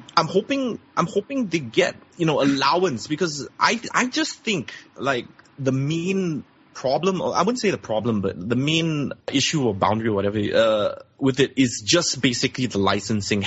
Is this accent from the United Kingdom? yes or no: no; Singapore; I'm from Singapore